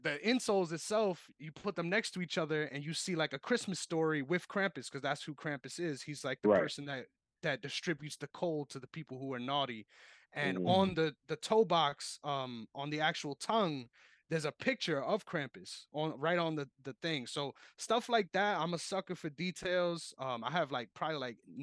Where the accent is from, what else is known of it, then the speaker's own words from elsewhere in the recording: New York, United States; Growing up in New York